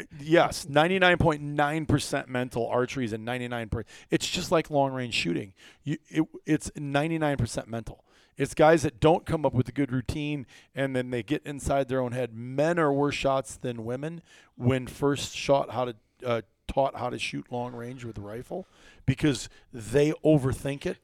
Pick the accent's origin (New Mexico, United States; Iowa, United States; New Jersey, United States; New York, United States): Iowa, United States; moved away as an adult; also born or lived in Wisconsin; growing up in Iowa